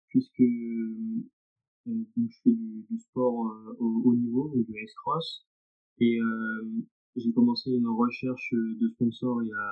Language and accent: French; Louviers, Normandy, France; je viens de Louvier, j'ai 18 ans et je suis actuellement étudiant en STAPS